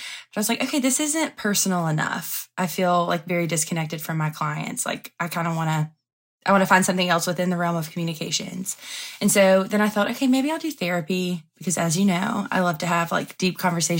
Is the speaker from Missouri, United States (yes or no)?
no; Andalusia, Alabama, United States; moved away; my hometown. I'm from Andalusia, Alabama.